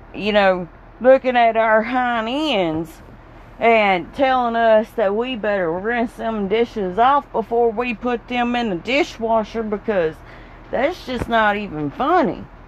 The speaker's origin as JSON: {"language": "English", "area": "the South", "region": "Southern United States", "country": "United States", "accent": "Southern", "said": "my accent here because we got another Southern Belle"}